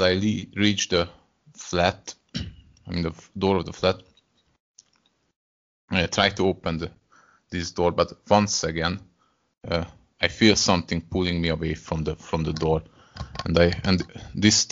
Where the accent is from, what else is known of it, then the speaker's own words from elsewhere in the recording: Hungary; first language Hungarian; English is a second language; I'm from Hungary.